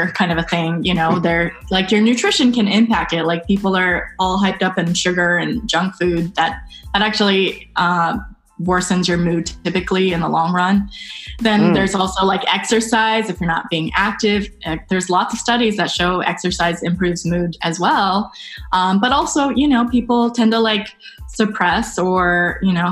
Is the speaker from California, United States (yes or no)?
yes; Santa Rosa, California, United States; I grew up in Northern California, Santa Rosa